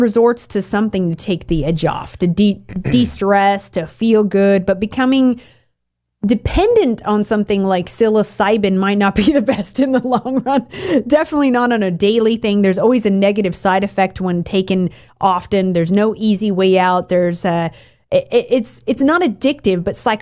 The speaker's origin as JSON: {"language": "English", "region": "Oregon", "country": "United States", "tie": "born or raised there", "said": "I grew up in Oregon."}